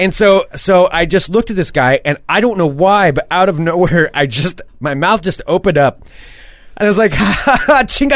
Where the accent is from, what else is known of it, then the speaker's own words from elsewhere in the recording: Portland, Oregon, United States; I was from Oregon, from Portland